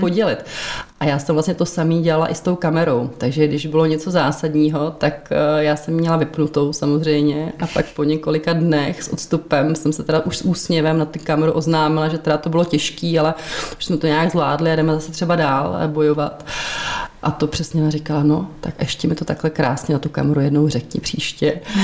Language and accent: Czech; Prague, Czechia; Já jsem jsem narodila v Praze, já jsem rodilý Pražák, říkám, že jsme křtěná Vltavou.